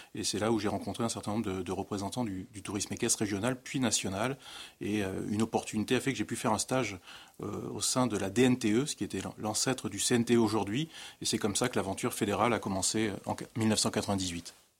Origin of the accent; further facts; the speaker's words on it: Dordogne, Nouvelle-Aquitaine, France; Dans mon sud-ouest natal, je suis originaire de la Dordogne